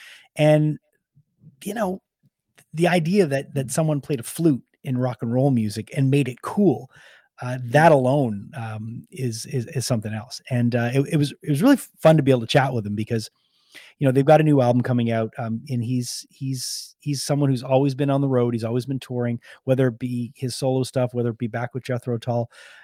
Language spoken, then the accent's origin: English; Montreal, Quebec, Canada; You know, growing up in Montreal, they were a band that we played all the time.